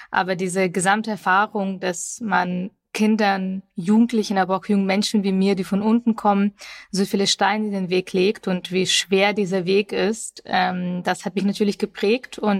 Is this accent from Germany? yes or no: yes; Augsburg, Bavaria, Germany; 2001, als ich elf Jahre alt war, sind wir nach Deutschland eingewandert, nach Augsburg genau genommen. Ich bin also in Bayern aufgewachsen